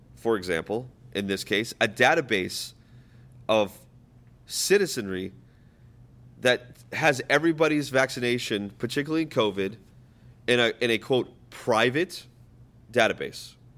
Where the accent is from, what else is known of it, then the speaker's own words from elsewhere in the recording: New Hampshire, United States; I was raised in New Hampshire, not born. I was born on a military base, but raised in New Hampshire.